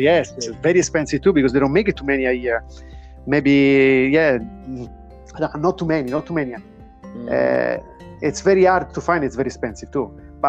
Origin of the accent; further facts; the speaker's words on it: Rome, Lazio, Italy; moved away; I'm from the central. I'm from Rome.